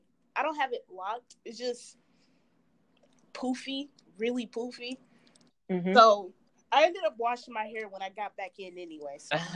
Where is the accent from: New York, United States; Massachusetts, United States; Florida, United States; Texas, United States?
Massachusetts, United States; I'm from Massachusetts.